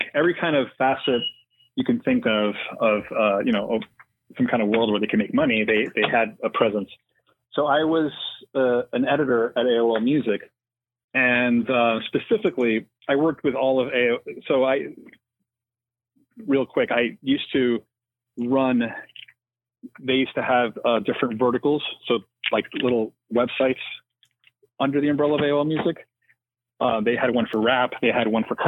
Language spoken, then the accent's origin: English; New York City, New York, United States; now in Los Angeles, United States; I'm not from LA originally. I grew up in New York City, but I've made some really good friends out here in the years we've lived here.